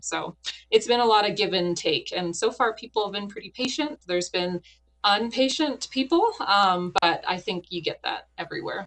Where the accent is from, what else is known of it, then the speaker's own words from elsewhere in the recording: Canada; moved away as an adult; now in Wyoming, United States; I'm a Canadian in uh, land of Americans